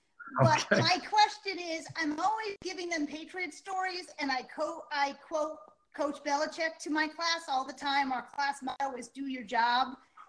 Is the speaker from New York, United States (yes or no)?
no; Rhode Island, United States; now in Virginia, United States; a teacher in Virginia, I'm from Rhode Island